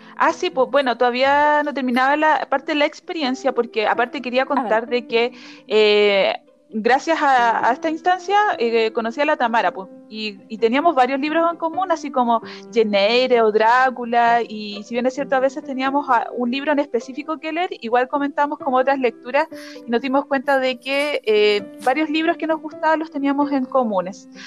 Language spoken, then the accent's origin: Spanish; Chillán, Ñuble, Chile; moved away as an adult; now in Arica, Chile; Vivo en Arica hace cuatro años, pero originalmente soy de Chillán